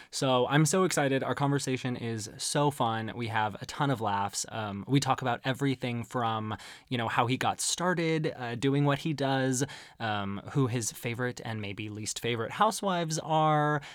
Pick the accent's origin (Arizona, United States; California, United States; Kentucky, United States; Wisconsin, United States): Arizona, United States; growing up in Arizona